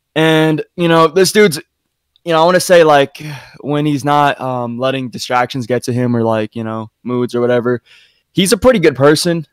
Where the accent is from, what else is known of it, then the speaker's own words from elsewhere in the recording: Utah, United States; I'm from Utah. I'm in like a small town in Utah